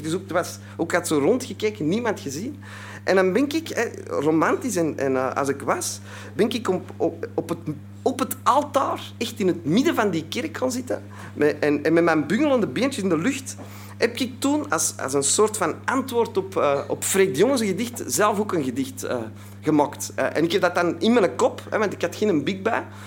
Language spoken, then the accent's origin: Dutch; Antwerp, Flanders, Belgium; ik kom uit Antwerpen, hè, dat zult u al horen, dus uit België